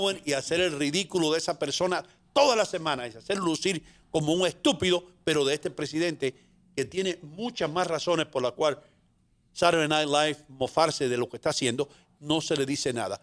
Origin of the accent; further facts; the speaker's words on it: La Vega, Dominican Republic; now in New York, United States; Yo vengo de la República Dominicana, de un lugar que se llama La Vega, que es un continente